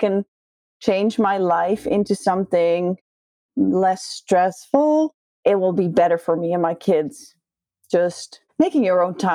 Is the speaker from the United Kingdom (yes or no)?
no; Netherlands; English is a second language; I'm from Holland.